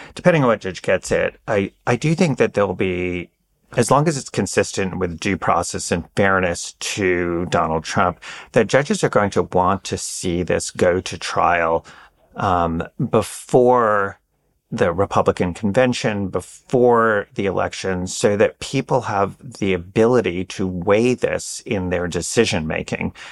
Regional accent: New York, United States; moved away as an adult; also born or lived in Washington, D.C.; having spent ten years in D C, I'm, like, constantly reminding people I'm really a New Yorker

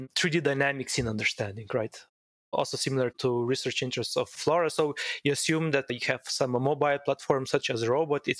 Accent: Slovenia; moved away as an adult; also born or lived in Pittsburgh, United States; I was raised and born in Slovenia, a quite small country in Central Europe

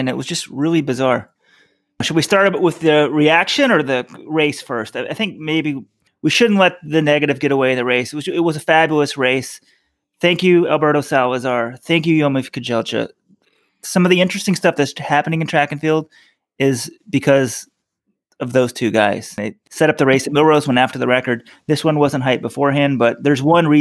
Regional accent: Texas, United States; being a red-blooded Texan myself

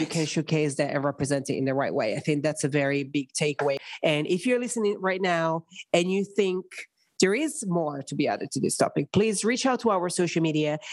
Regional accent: Italy; moved away; growing up in a country very Catholic, very conservative everybody in Italy is very attached to their roots

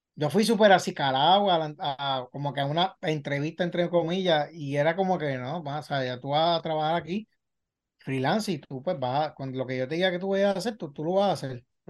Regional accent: Puerto Rico; also born or lived in Medellín, Colombia; a los dos nos adoptaron y nos trajeron a Puerto Rico. Este, y ambos nos criaron juntos

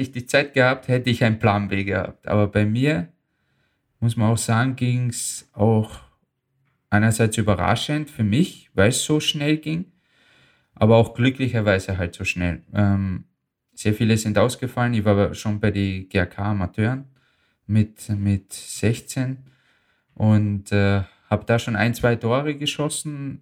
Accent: Austria; German is a second language; also born or lived in Bosnia and Herzegovina; ich fühle mich als Österreicher.

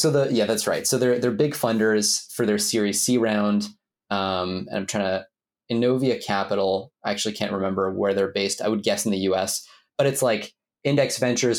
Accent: Ottawa, Ontario, Canada; my hometown of Ottawa, Canada

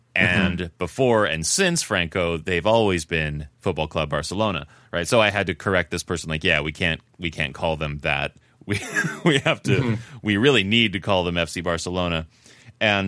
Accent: United States; now in Spain; being an American

